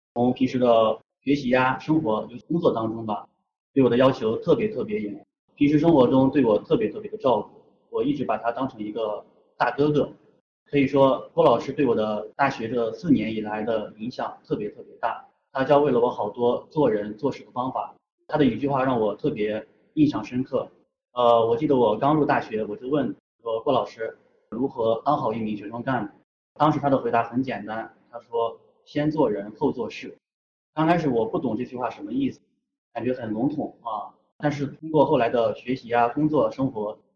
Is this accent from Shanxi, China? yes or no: yes; Xiaoyi, Shanxi, China; 我的家乡在山西邵阳，我的家乡是一个资源枯竭型城市